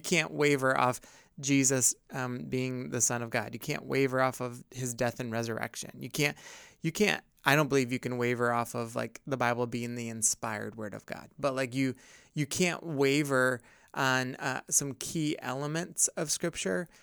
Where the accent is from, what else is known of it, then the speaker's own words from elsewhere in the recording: upstate New York, United States; growing up in upstate New York